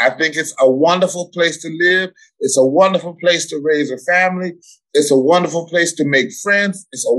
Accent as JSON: {"language": "English", "town": "Flint", "region": "Michigan", "country": "United States", "tie": "born or raised there", "also_born_or_lived": "Milwaukee, Wisconsin", "said": "No, I was not born here. I was born in Milwaukee, but I spent most of my life in the city of Flint. And I love this city."}